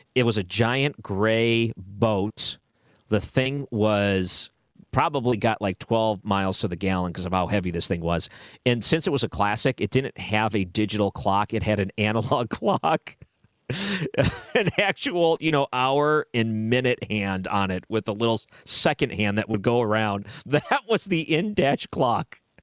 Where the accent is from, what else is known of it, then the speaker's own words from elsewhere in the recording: Williamsville, United States; I grew up in Williamsville